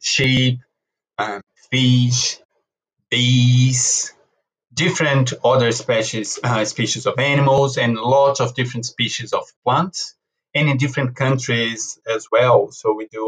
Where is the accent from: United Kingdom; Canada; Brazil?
Brazil; moved away as an adult; now in New Zealand; I came from Brazil, and I came to New Zealand early in 2012